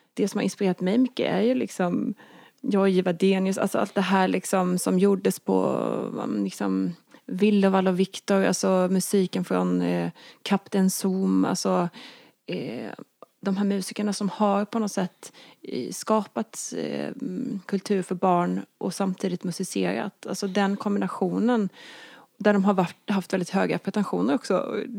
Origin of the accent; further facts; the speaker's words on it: Småland, Sweden; när jag var liten växte jag upp på landet i Småland